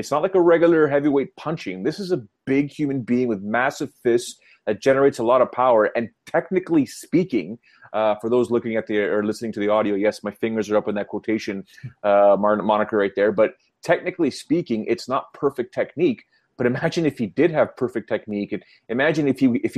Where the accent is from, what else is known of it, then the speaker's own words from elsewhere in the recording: Canada; I'm still Canadian. I'd say I'm an American, I guess. I live in America, but I'm Canadian